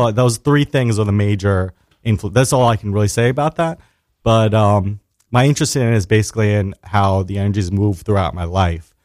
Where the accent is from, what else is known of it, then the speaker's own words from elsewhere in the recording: New York City, New York, United States; I was born and raised in Staten Island, New York